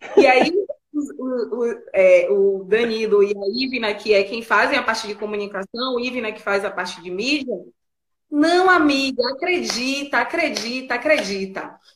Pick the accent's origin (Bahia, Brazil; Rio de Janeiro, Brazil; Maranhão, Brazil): Bahia, Brazil; A gente é baiano, né? E a gente é baiano, é preto.